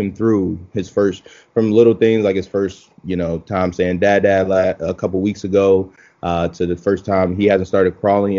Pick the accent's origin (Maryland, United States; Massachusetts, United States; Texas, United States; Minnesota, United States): Maryland, United States; Baltimore; moved away as an adult; also born or lived in Philadelphia, Pennsylvania; So I'm from Baltimore, Maryland, originally.